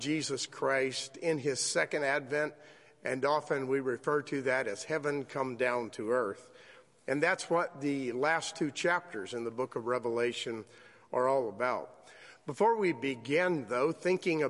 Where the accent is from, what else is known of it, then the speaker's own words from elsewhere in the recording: South Florida, United States; I was raised in South Florida